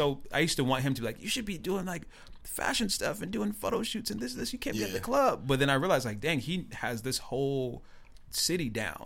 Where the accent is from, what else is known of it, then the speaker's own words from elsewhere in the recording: Tacoma, Washington, United States; I'm from Tacoma.